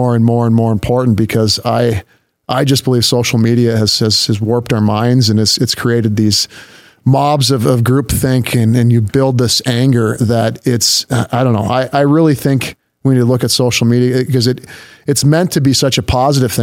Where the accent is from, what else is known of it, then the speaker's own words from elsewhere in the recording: Minnesota, United States; now in Grand Forks, United States; I grew up in Minnesota, kind of in the north suburbs, a couple different suburbs there